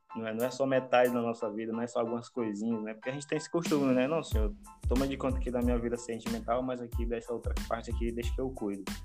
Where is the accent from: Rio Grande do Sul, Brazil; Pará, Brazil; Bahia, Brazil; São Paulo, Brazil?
Pará, Brazil; now in Maranhão, Brazil; eu não sou do Maranhão, sou do Pará, né? Eu sou morando aqui.